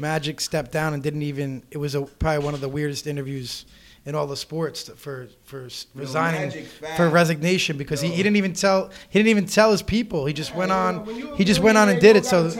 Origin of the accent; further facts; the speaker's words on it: Bergen County, New Jersey, United States; also born or lived in Dyckman, Manhattan, New York; I grew up right by the Meadowlands. As stated earlier, I'm from Bergen County.